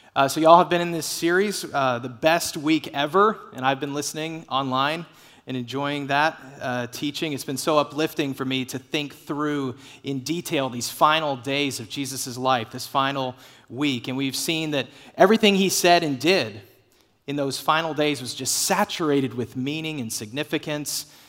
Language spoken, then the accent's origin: English; Dallas, Texas, United States; I grew up in the Dallas area